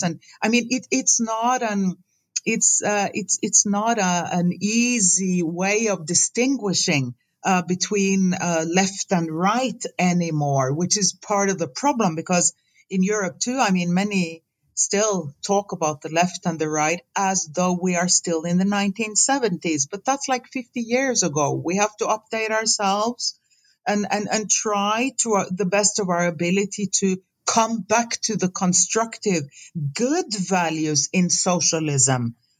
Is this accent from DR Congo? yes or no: yes; DR Congo; English is a second language; Look, I'm from Congo, or I was born and raised in Congo.